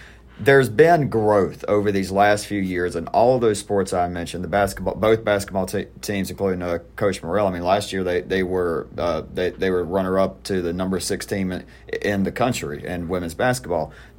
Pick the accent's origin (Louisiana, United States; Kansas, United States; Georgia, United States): Georgia, United States; South; I grew up in, like I said, I grew up in South Georgia.